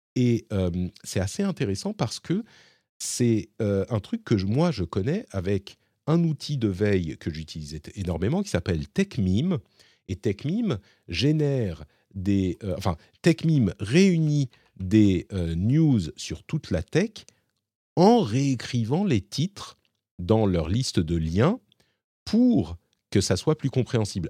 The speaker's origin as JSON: {"language": "French", "country": "France", "said": "chez nous, en France"}